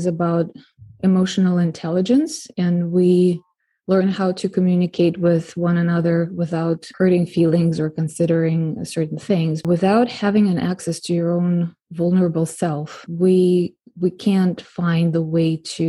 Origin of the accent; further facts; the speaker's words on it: Moscow, Russia; now in San Diego, United States; I grew up in Russia myself, in Moscow